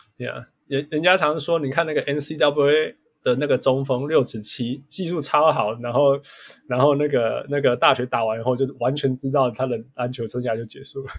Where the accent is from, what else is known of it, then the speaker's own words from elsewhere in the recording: Canada; 我们是加拿大人